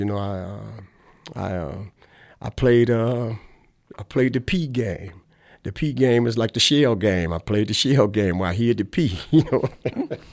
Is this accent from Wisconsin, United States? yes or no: yes; Milwaukee, Wisconsin, United States; also born or lived in Chicago; I was born here in Milwaukee